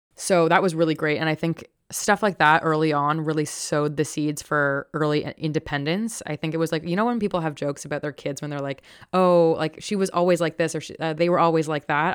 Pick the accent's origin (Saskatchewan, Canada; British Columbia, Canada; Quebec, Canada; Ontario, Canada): Ontario, Canada; Toronto; I grew up in a predominantly white, upper middle class neighborhood, um, in Toronto